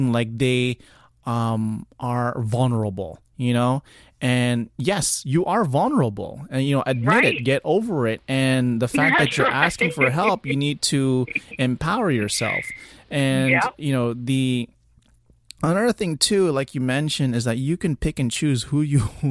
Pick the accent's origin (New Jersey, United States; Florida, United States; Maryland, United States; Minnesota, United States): Florida, United States; South; I'm from South Florida, so we get it down here